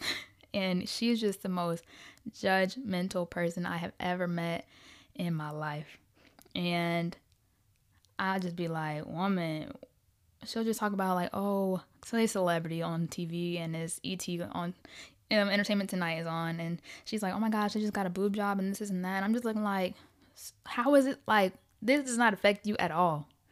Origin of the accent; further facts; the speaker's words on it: Riverdale, Georgia, United States; also born or lived in Ohio; I was born in Ohio, but I was raised on the south side of Atlanta, gang, gang, Riverdale all day, baby.